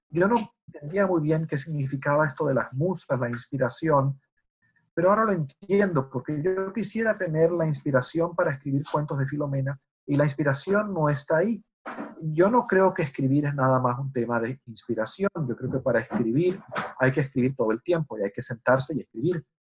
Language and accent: Spanish; United States; porque Jorge es chileno y yo soy americano, eso significa que seguramente vamos a tener un punto de vista distinto